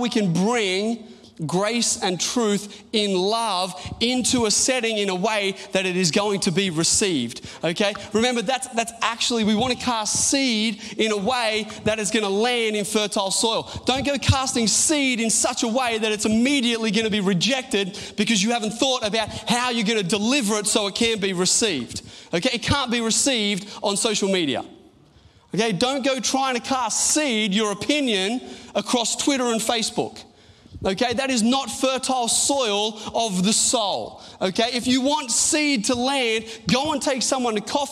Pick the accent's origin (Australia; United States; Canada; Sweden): Australia; also born or lived in Newcastle; we're Australian